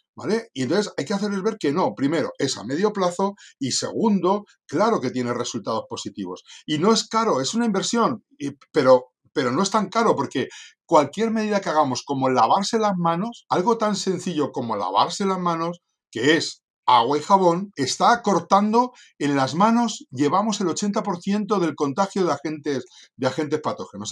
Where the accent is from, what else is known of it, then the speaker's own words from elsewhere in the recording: Santoña, Cantabria, Spain; moved away as an adult; also born or lived in Madrid; nací en un pueblecito del norte de España que se llama Santoña